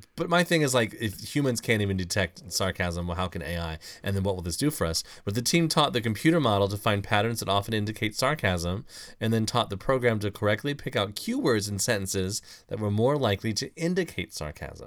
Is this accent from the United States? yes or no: yes; Mill Point, United States; I grew up in Mill Point